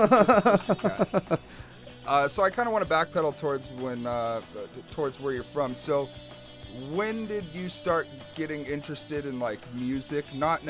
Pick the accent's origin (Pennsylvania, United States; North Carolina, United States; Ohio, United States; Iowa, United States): Iowa, United States; now in Las Vegas, United States; growing up in Iowa too, like, it's kind of the same mentality as Idaho. It's just very conservative, white